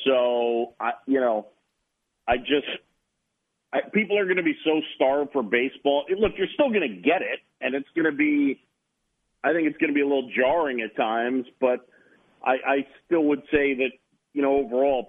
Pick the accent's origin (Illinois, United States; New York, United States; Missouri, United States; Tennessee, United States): New York, United States; New York City; also born or lived in Philadelphia, Pennsylvania / Boston; I was born in Philadelphia. My dad's side of the family, all Phillies fans. And even though I moved to New York when I was a youngster at seven